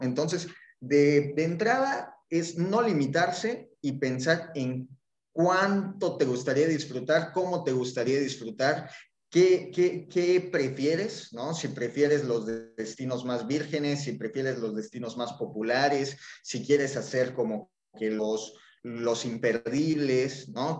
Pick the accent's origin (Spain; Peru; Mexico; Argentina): Mexico; Mexico City; moved away as an adult; now in Cancún, Mexico; soy mexicano, soy originario chilango, pero llevo ya 12 años viviendo en Cancún